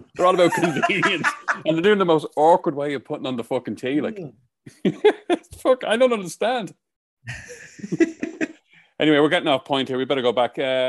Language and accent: English; Ireland; they'll see that I'm Irish